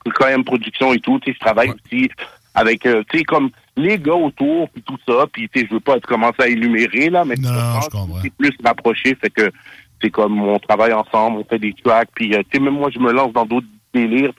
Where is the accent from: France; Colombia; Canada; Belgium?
Canada; Montreal, Quebec; je viens de Montréal Nord